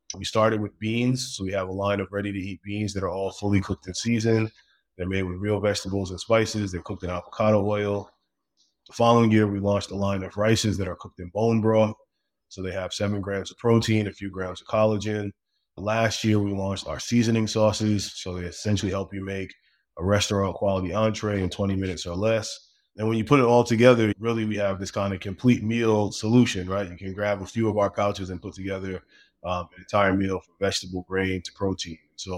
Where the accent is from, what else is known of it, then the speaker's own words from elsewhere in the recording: Brooklyn, New York, United States; So I grew up in Brooklyn originally in a really big family.